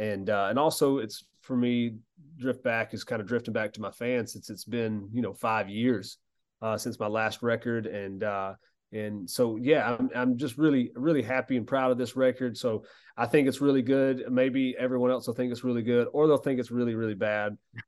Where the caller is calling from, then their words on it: Georgia, United States; Oh, thanks. But yeah, this is at my home in South Georgia.